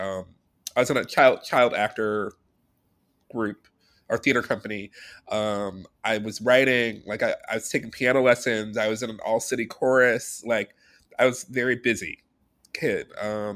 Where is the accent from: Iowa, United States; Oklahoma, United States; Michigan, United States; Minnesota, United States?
Michigan, United States; Detroit; moved away as an adult; now in New York, United States; I'm from Detroit, Michigan, originally. I grew up with two parents